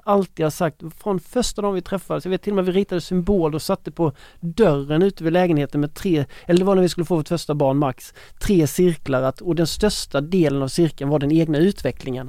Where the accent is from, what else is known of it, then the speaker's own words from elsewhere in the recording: Ronneby, Blekinge, Sweden; i Ronneby i min hemstad